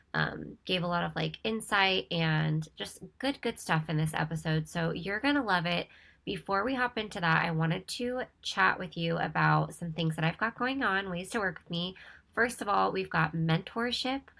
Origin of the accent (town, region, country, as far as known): Ventura, California, United States; born or raised there; moved away as an adult; now in Costa Mesa, United States